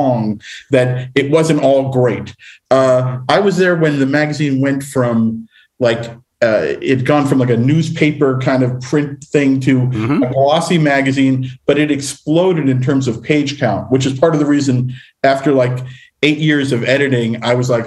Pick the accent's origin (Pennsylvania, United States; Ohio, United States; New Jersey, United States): New Jersey, United States; Tenafly; born or raised there; moved away as an adult; now in Los Angeles, United States